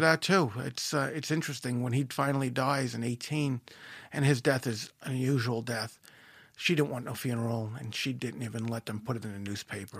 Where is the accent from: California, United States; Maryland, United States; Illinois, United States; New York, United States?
New York, United States; Merrick; I wind up growing up in Merrick